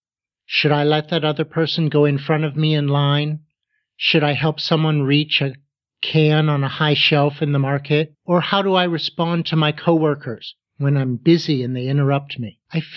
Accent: Pittsburgh, Pennsylvania, United States; Well, I grew up in Pittsburgh, Pennsylvania.

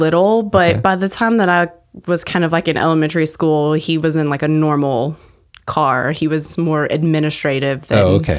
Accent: Temple, Texas, United States; also born or lived in Amarillo / Waco / Corpus Christi / Rogers; All over Texas.

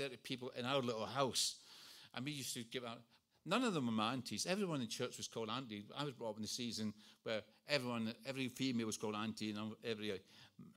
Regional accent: Scotland, United Kingdom; moved away; I was brought up in Scotland.

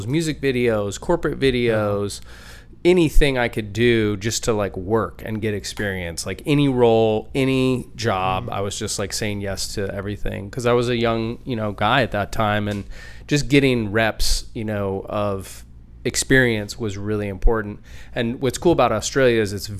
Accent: Anchorage, Alaska, United States; I was born and raised in Anchorage

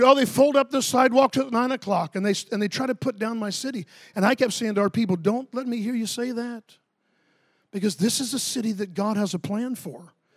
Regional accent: Ocala, Florida, United States; I grew up near Orlando, but, um, I'm from Ocala, Florida

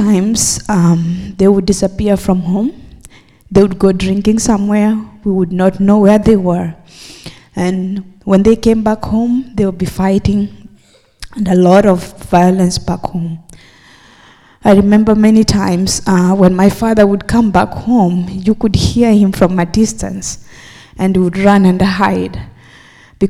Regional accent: Kenya; moved away; I am originally from Kenya

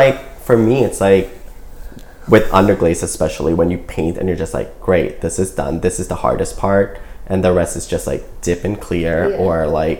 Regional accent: Pigeon, Michigan, United States; I was growing up in Pigeon.

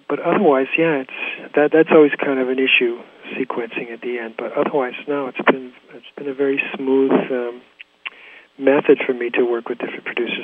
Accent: La Jolla, California, United States; moved away as an adult; also born or lived in Del Mar, California / New York City; now in Woodstock, United States; being a native Californian, I grew up in La Jolla

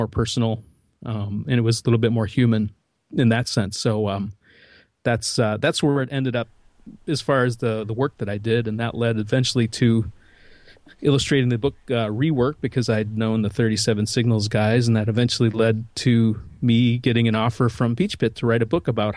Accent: Midwest, United States; So I'm from the Midwest

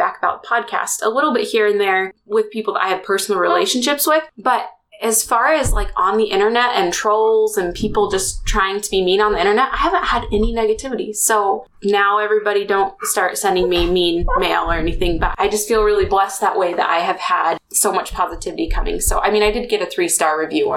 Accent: Springville, Utah, United States; my hometown that I grew up in, Springville, Utah

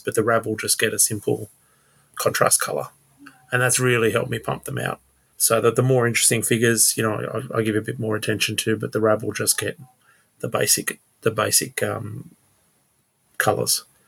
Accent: Sydney, New South Wales, Australia; now in Blue Mountains, Australia; I grew up in Sydney and moved up to the mountains about five years ago.

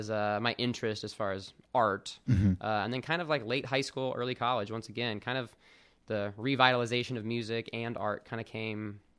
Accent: Austin, Texas, United States; So, uh, both my parents were actually in the army, so we moved around a lot as a kid. The majority of my childhood was in Austin, Texas, though from about middle school on.

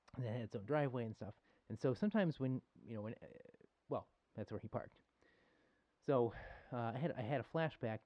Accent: Buffalo, New York, United States; I grew up in Buffalo

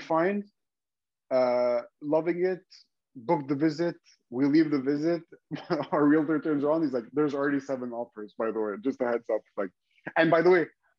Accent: Montreal, Quebec, Canada; I was born and raised in Ahuntsic

